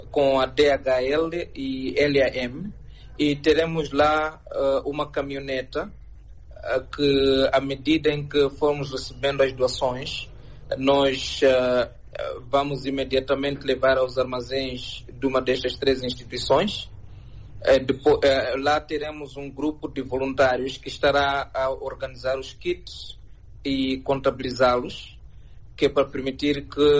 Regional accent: Mozambique; sendo moçambicano

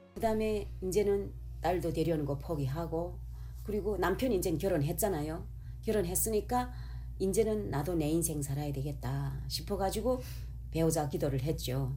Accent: North Korea; now in Los Angeles, United States; 내가 북한 여잔데

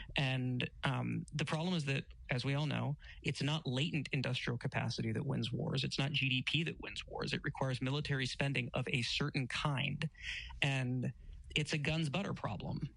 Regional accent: United States; I'm an American.

